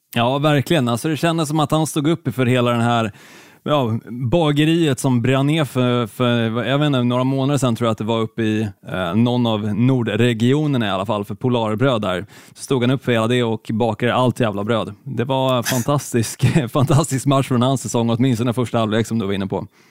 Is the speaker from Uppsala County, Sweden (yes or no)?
no; Helsingborg, Skåne, Sweden; Även fast jag är född i Skåne, jag är född i Helsingborg, så är jag ju fruktansvärt dålig på att härma skånska